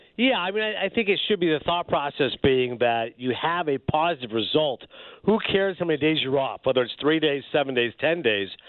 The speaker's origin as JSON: {"language": "English", "country": "Canada", "moved": "as an adult", "lives_now": "United States", "said": "I'm Canadian, but I'm working in America"}